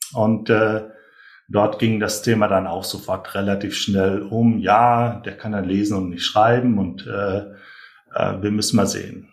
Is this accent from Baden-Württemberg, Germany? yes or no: no; North Rhine-Westphalia, Germany; Ich komme ja auch aus, aus Nordrhein-Westfalen